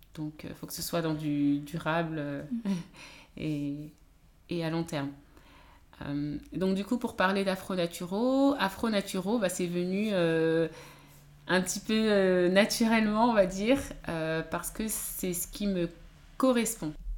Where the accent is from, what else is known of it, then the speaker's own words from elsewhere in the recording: France; Je suis née en France, j'ai grandi en France